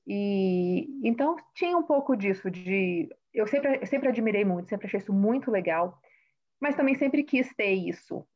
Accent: Vitória, Espírito Santo, Brazil; moved away as an adult; now in Massachusetts, United States; cresci em Vitória, como Carla disse, e hoje eu moro no estado de Massachusetts, nos Estados Unidos

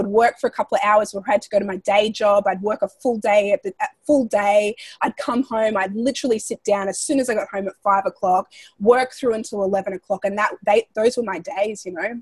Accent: Australia; moved away as an adult; now in United States; Growing up in Australia

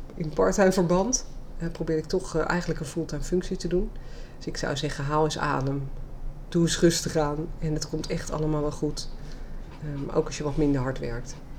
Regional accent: Leiden, South Holland, Netherlands; geboren en getogen Leidse

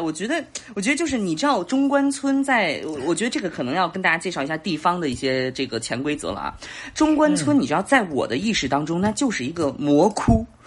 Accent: Beijing, China; 我是北京的

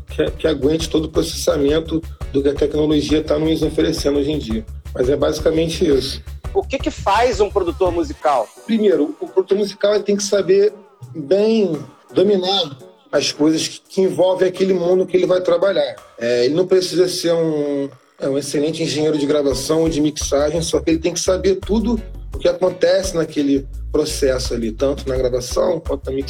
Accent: Petrópolis, Rio de Janeiro, Brazil; now in Rio de Janeiro, Brazil; ainda mais eu que vim lá de Petrópolis. Então, quando eu vim para o Rio

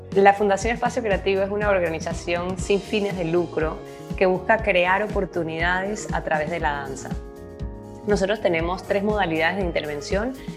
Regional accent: Panama; nací en Panamá, soy hija de dos inmigrantes

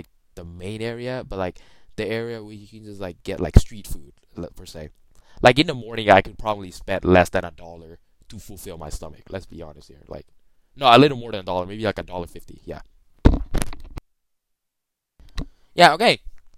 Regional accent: Bangkok, Thailand; now in Georgia, United States; Let's start with my hometown. I am born in Thailand, as you may know. I have talked about it a lot of time. Bangkok, Thailand.

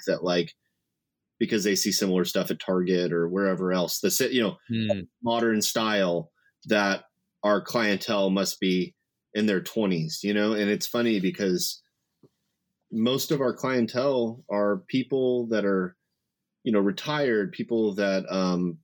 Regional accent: Bakersfield, California, United States; moved away as an adult; now in Ventura, United States; I was born and raised in Bakersfield

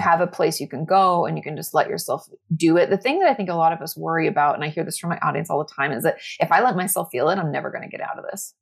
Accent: Washington, United States; moved away as an adult; also born or lived in Southern California; I grew up in Washington State.

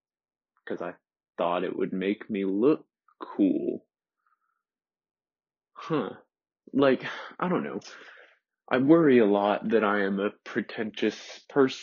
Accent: Crowley, Louisiana, United States; also born or lived in Lafayette, United States; I was born in Lafayette, Louisiana, which is one of my favorite places in this world. I love Southern Louisiana, and it's still where my dad's side of the family lives. It's where my dad's from as well. We're from the same town. And we lived in this little town called Crowley

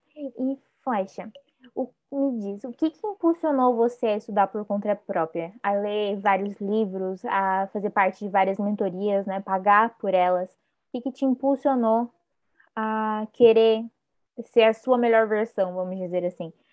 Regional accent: Paraná, Brazil; Eu sou do Sul, eu sou do Paraná.

